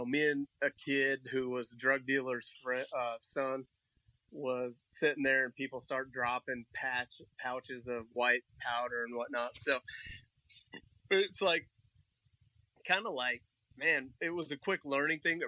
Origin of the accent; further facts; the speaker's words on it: Milwaukie, Oregon, United States; also born or lived in Southeast Portland, Oregon; For the most part, we grew up in Milwaukee, raised in Milwaukee